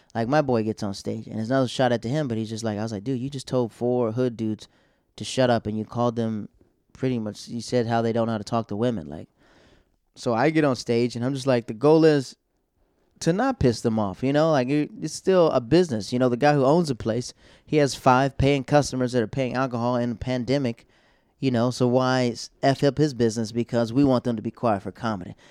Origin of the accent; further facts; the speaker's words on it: Tampa, Florida, United States; now in New York, United States; I go back home to Tampa